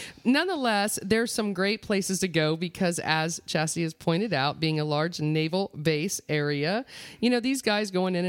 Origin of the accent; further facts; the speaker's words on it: Mount Dora, Florida, United States; I was born and raised in Mount Dora, Florida.